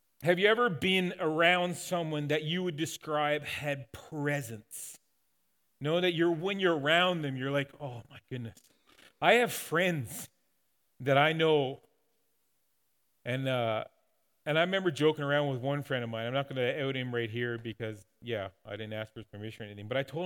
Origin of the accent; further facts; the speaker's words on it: Newfoundland and Labrador, Canada; growing up in Newfoundland